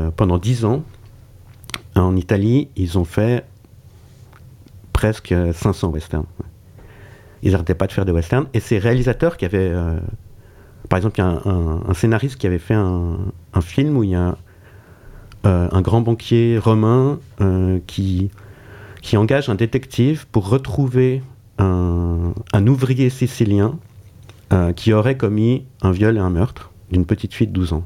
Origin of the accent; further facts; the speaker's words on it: Switzerland; je suis suisse